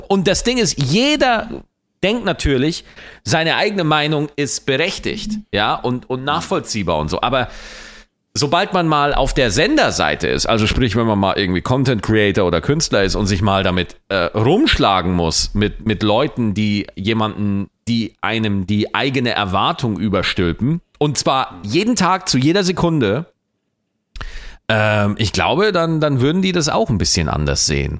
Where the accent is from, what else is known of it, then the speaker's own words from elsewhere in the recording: Lower Bavaria, Germany; ich komme aus Niederbayern